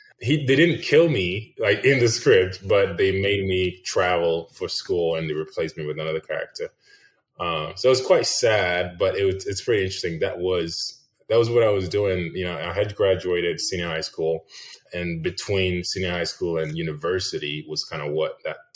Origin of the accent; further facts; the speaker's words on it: Ghana; English is a second language; But I so yeah, I was born and raised in Ghana, West Africa.